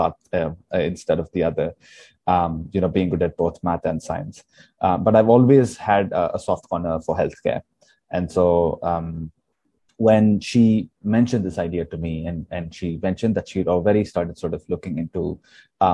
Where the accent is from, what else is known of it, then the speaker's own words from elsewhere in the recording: Hyderabad, Telangana, India; I come from Hyderabad